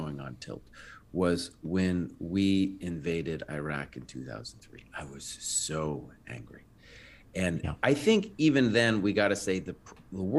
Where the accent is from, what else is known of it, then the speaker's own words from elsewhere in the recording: United States; I was seen not as an American